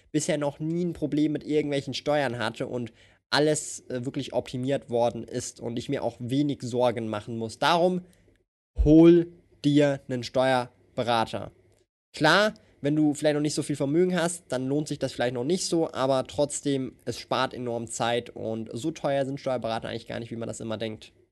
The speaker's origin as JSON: {"language": "German", "country": "Switzerland", "said": "Ja, ich komme aus der Schweiz."}